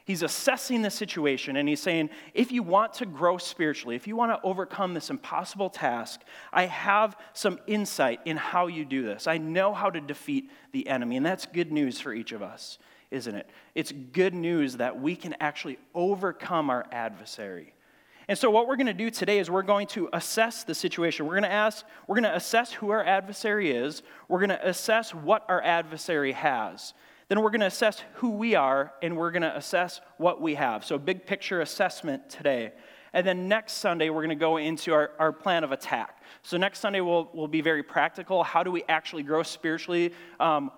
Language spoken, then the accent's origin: English; Grand Marais, Minnesota, United States; I grew up in Grand Marais, Cook County High School, a small town up on Lake Superior